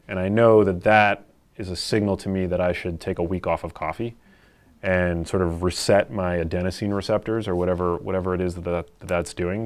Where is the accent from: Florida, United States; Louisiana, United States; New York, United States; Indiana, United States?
New York, United States; New York City; I grew up here in New York City